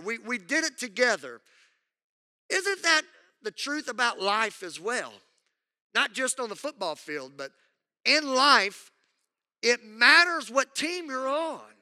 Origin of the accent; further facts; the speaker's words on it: Southwest Louisiana, United States; I grew up in Southwest Louisiana